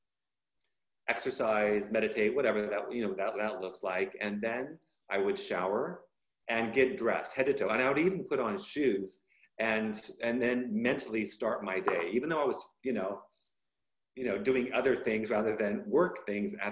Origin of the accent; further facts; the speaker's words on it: Bay Area, Northern California, United States; also born or lived in Los Angeles, California; moved quite young to NoCal, Northern California, Bay Area. And so I have family and friends in down south. And then, of course, I grew up in Northern California